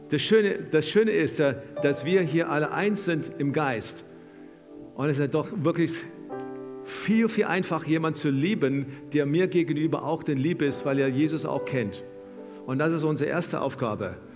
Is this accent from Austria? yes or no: no; South Africa; Wir kommen auch aus dem, wir kommen aus Südafrika und wenn du ein bisschen deine Geschichte kennst, kommen wir auch aus dem Land, wo das Wort Apartheid so in den Mund genommen wurde